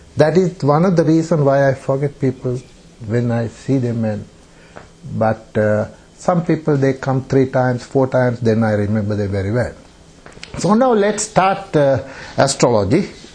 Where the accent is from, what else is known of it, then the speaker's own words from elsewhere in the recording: Sri Lanka; English is a second language; moved away as an adult; also born or lived in Germany; now in Australia; I'm from Sri Lanka, from um, Sri Lanka, and I have been uh, away from Sri Lanka nearly 39